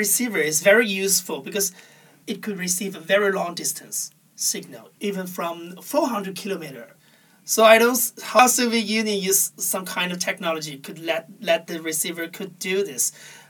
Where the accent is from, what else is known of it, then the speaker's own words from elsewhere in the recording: Anhui, China; English is a second language; Well, during my childhood, is 1990s. Well, China already have the cable television, and there's a lot of TV channels at that time in China